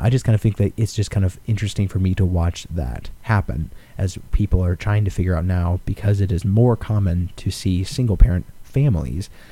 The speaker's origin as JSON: {"language": "English", "region": "Alaska", "country": "United States", "said": "I am from Alaska"}